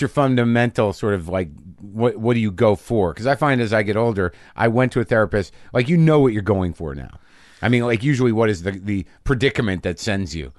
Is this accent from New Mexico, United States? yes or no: yes; Albuquerque, New Mexico, United States; also born or lived in New Jersey; now in Los Angeles, United States; I was born in Jersey. I grew up in New Mexico